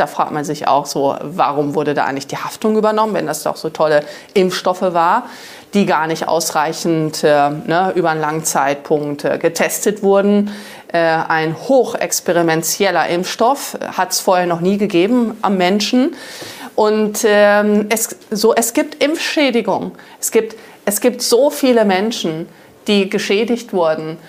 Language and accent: German; Germany; Ich liebe Deutschland, ich liebe mein Vaterland